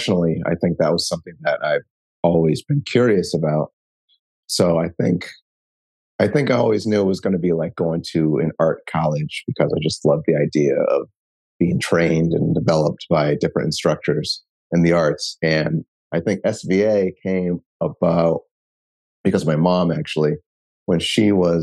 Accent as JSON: {"language": "English", "town": "New Haven", "region": "Connecticut", "country": "United States", "tie": "born or raised there", "said": "an artist that's born and raised in New Haven"}